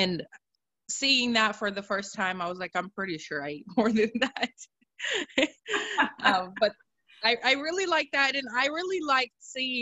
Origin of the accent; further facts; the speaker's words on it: Oregon, United States; moved away as an adult; also born or lived in Russia; now in Missouri, United States; I'm originally from Oregon. I was actually born in Russia, but I'm originally from Oregon.